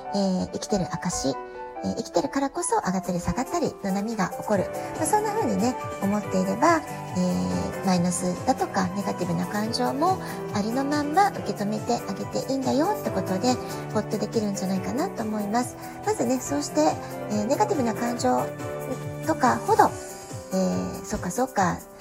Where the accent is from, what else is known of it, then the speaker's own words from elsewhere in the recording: Japan; now in San Diego, United States; 私たち日本で生まれ育った、えー、日本人の母親